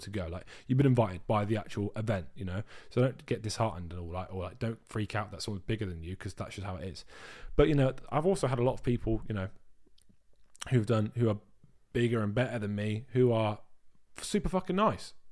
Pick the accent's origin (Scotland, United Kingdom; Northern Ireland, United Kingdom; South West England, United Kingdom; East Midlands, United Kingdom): South West England, United Kingdom; Dorset; now in Brighton, United Kingdom; I'm from Brighton, but I'm originally from Dorset.